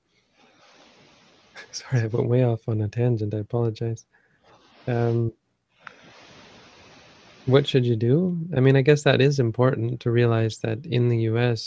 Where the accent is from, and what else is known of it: Canada; now in Thailand